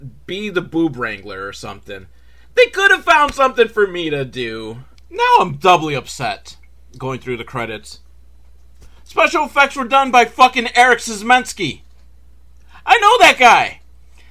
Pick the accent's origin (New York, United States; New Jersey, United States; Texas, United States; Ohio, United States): New York, United States; Buffalo; born or raised there